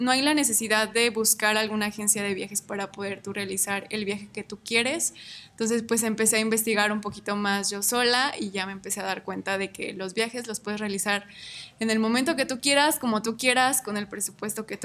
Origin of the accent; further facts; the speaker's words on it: Ario de Rosales, Michoacán, Mexico; born there; now in Morelia, Mexico; nací en Ario de Rosales, actualmente vivo en la ciudad de Morelia.